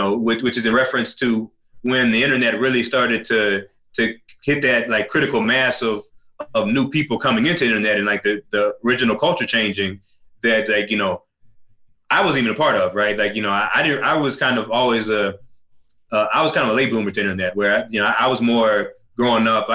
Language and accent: English; the South, United States; I'm from the South